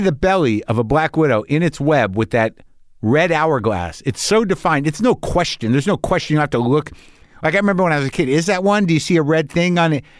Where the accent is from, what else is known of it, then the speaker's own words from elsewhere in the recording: New Mexico, United States; I grew up in New Mexico